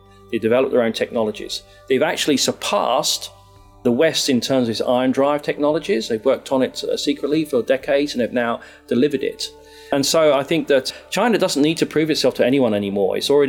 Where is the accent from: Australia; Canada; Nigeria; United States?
Australia; Sydney, New South Wales; also born or lived in Coonabarabran / United Kingdom; now in Hong Kong; I am an Australian from Sydney and Coonabarabran, originally from the UK, who came to the University of Hong Kong in 2015.